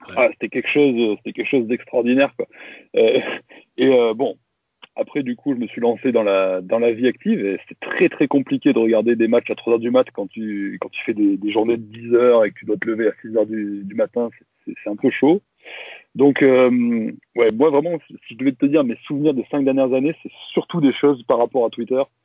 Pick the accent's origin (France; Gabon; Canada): France; Valence, Auvergne-Rhône-Alpes; also born or lived in Grenoble; Moi, je suis pas grenoblois. Hein. Euh, je suis, de Valence